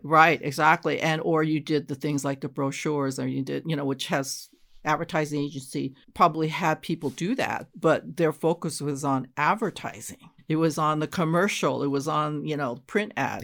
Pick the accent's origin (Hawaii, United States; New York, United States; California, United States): California, United States; Los Angeles; moved away as an adult; also born or lived in San Jose; I'm originally from Los Angeles